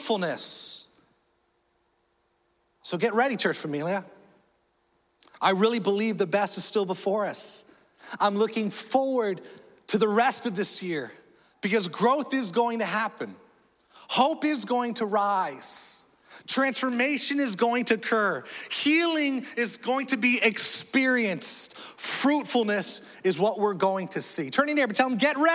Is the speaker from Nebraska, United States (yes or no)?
yes; Nebraska, United States; now in Florida, United States; I was born in Nebraska. I know. So I'm a born Cuban Korean Cornhusker.